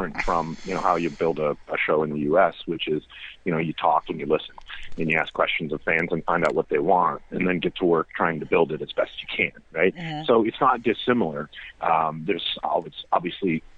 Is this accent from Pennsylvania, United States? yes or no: no; Minnesota, United States; I'm from Minnesota